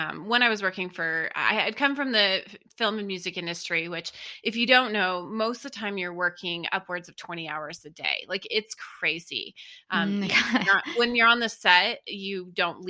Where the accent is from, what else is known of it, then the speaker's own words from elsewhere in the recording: New Mexico, United States; I born and raised in New Mexico. I lived off the grid in the mountains outside of Albuquerque, New Mexico with my parents